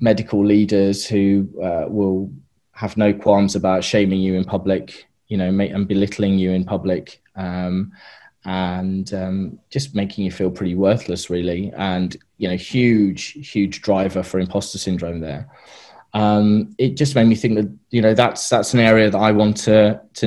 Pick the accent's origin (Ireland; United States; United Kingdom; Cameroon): United Kingdom; moved away as an adult; also born or lived in Australia; now in New Zealand; we're British, and we're going back to the UK in the summer.